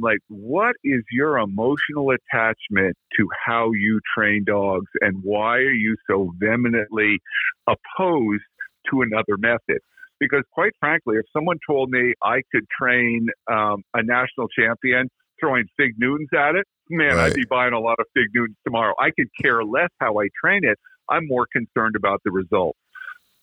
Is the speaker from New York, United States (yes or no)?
no; Vermont, United States; I came from Vermont